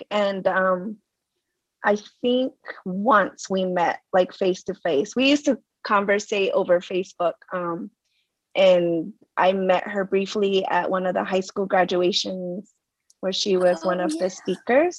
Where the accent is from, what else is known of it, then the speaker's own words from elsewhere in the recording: Zuni, New Mexico, United States; I am from Zuni, New Mexico, and born and raised here, been living here most of my life, except for college.